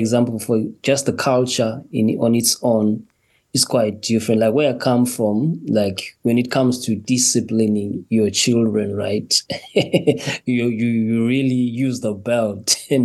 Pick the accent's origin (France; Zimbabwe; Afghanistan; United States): Zimbabwe; moved away as an adult; now in Wolverhampton, United Kingdom; originally I'm from Zimbabwe. I was born in Zimbabwe here and just relocated to the United Kingdom with my wife and with my child and my son